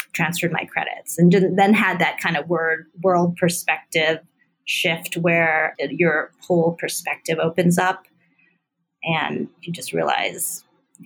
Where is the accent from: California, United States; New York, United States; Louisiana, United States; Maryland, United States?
Maryland, United States; right outside DC; also born or lived in Washington, District of Columbia, United States / Oberlin, Ohio / Brighton, England / Canada; I'm from DC. I'm from here, where Nat Geo is. So I'm, you know, born in DC, grew up in right outside in Maryland.